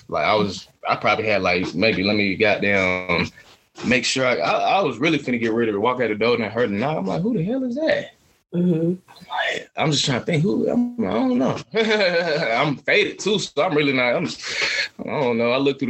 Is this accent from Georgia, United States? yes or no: yes; Atlanta, Georgia, United States; I'm from Atlanta. I'm going to sit here and play the fool, finesse.